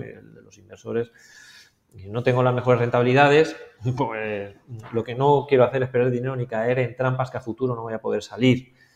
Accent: Spain; moved away; siendo español viviendo aquí

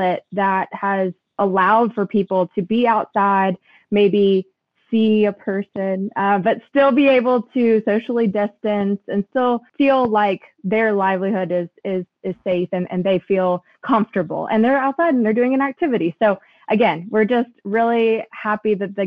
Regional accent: Lexington, Kentucky, United States; I am from Lexington, Kentucky

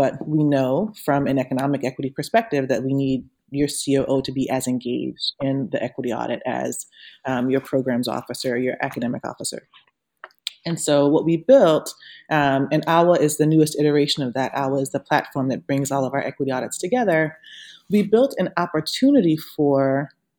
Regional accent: Louisiana, United States; moved away as an adult; also born or lived in Ferguson / Long Beach / Connecticut / Brooklyn, New York; I'm from Louisiana. I started teaching in New Orleans when I was 17.

